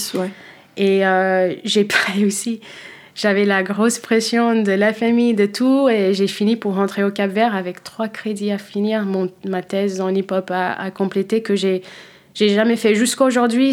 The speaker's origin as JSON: {"language": "French", "country": "United States", "tie": "born or raised there", "also_born_or_lived": "Fogo, Cape Verde", "accent": "American", "first_language": "Cape Verdean Creole", "second_language": "French", "moved": "yes", "lives_now": "Paris, France", "said": "je suis née là-bas et après euh, j'ai grandi avec mes grands-parents jusqu'à l'âge de presque 4 ans et je suis partie avec ma mère aux États-Unis."}